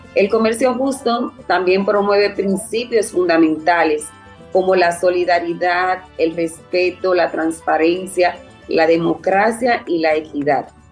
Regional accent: Dominican Republic; soy de República Dominicana y trabajo en la plantación Quelisa II

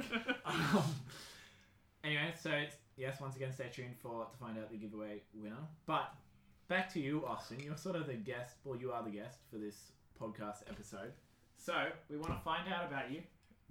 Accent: Wagga Wagga, New South Wales, Australia; I'm from Wagga Wagga.

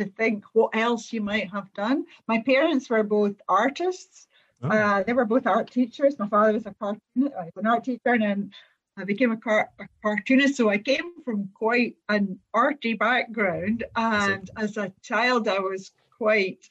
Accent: Glasgow, Scotland, United Kingdom; I come from Glasgow

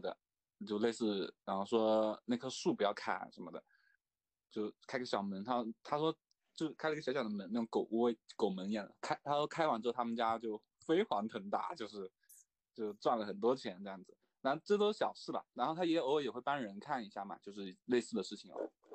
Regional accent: China; 我们就是中国人

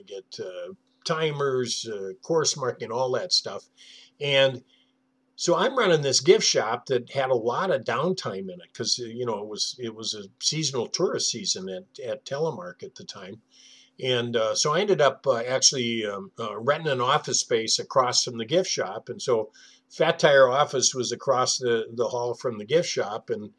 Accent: North Dakota, United States; born there; also born or lived in Ohio / Wisconsin; So I was born in North Dakota. I lived in Ohio. I lived in every Midwestern state, with the exception of Minnesota somehow, and went to three different high schools before I graduated.

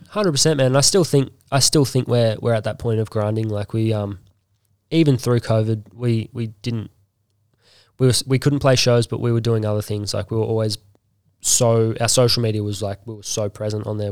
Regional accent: Bribie Island, Queensland, Australia; I grew up on Bribey

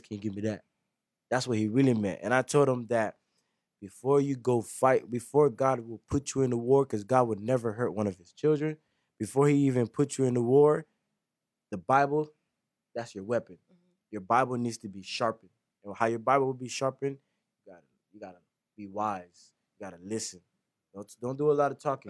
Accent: Lake Worth, Florida, United States; I was raised in Lake Griff

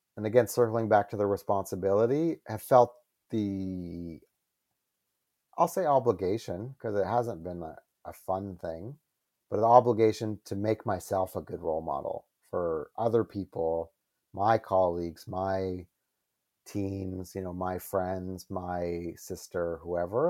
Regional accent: Calgary, Alberta, Canada; moved away as an adult; I was from Calgary

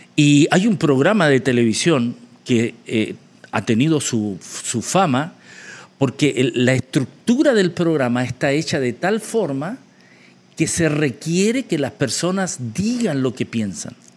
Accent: Chile; moved away; mi país de origen, Chile

